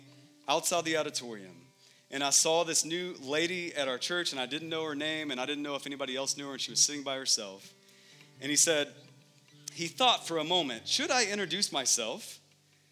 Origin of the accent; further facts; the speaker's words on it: Texas, United States; moved away as an adult; now in Phoenix, United States; my family and I, we're from Texas